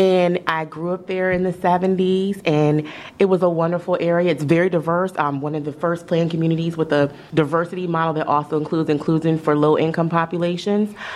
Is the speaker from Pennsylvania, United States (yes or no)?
no; Columbia, Maryland, United States; I grew up in Columbia, Maryland.